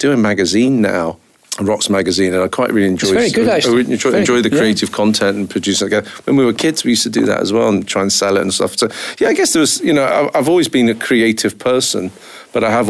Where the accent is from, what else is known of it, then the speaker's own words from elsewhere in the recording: United Kingdom; now in Scotland; I was brought up down south, as you can probably recognise from my ridiculous accent.